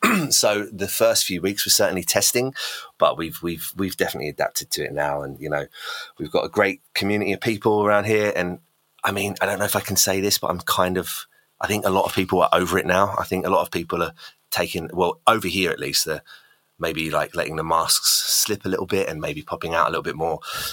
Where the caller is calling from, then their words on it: Goudhurst, South East England, United Kingdom; No, I'm in London. I'm just below London in a little town called Goudhurst, which is basically just below London. So sunny old UK.